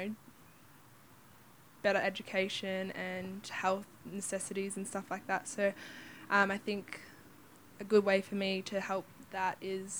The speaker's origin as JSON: {"language": "English", "town": "Lightning Ridge", "region": "New South Wales", "country": "Australia", "said": "I'm a Marawari and Kamilaroi woman from the Lightning Ridge area"}